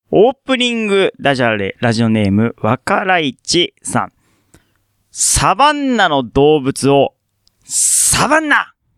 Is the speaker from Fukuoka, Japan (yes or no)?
yes; Fukuoka, Japan; born or raised there; moved away